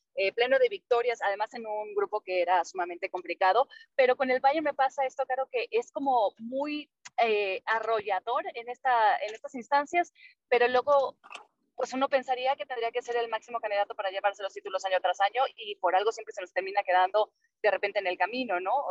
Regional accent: Mexico

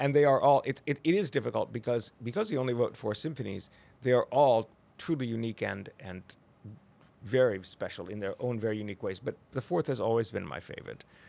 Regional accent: Oregon, United States; now in Texas, United States; I'm from Oregon

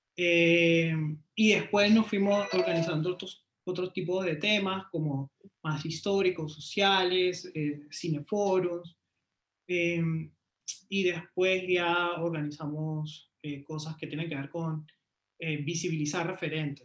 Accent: Lima, Peru; yo soy de Lima, Perú. Eh, crecí en un barrio de clase media

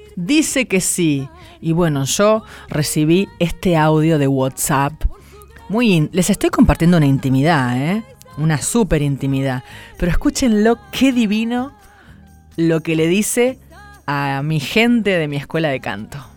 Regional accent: San Nicolás de los Arroyos, Buenos Aires Province, Argentina; Soy de San Nicolás de los Arroyos, nací cerca del río Paraná

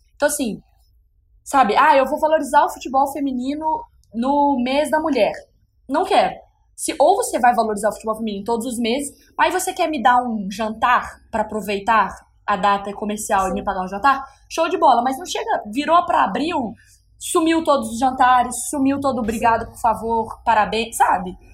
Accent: Belo Horizonte, Minas Gerais, Brazil; moved away as an adult; now in São Paulo, Brazil; Sou de BH e mudei para cá

